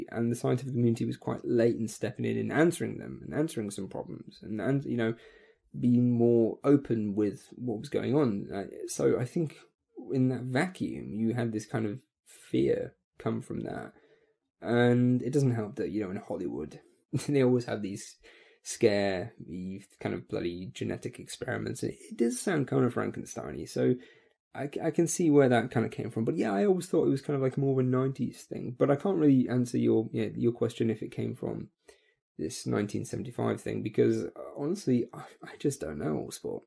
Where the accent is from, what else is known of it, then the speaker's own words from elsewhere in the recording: United Kingdom; I come from Britain